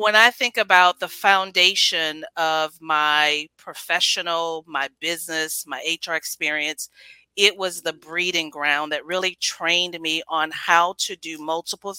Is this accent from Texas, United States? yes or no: yes; Houston, Texas, United States; born and raised in Houston, Texas, to the Bell family.